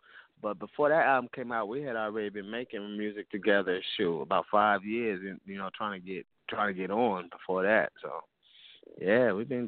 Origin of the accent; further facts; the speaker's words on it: Toledo, Ohio, United States; I grew up, man. I grew up in Toledo, so, you know, before I moved, I started DJing while I was in Toledo